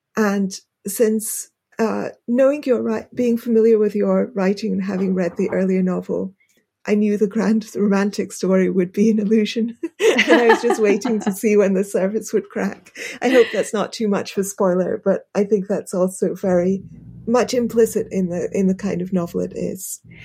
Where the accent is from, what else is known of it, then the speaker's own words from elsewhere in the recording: United Kingdom; accent: British; my British accent